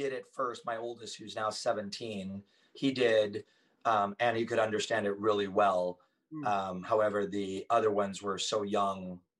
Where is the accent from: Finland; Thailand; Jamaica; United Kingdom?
Thailand; now in United States; what was the point of growing up in Thailand? I thought I would live there the rest of my life.